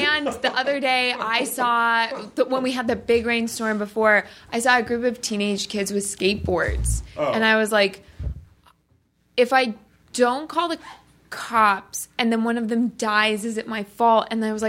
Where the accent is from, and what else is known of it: Colorado, United States